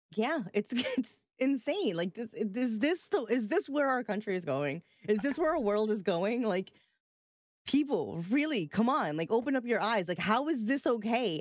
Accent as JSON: {"language": "English", "region": "New York", "country": "United States", "said": "I'm from New York"}